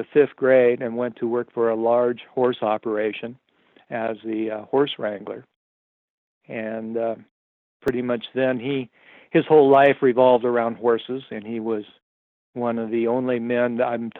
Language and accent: English; Miles City, Montana, United States; I was born here in Miles City, Montana, 1952.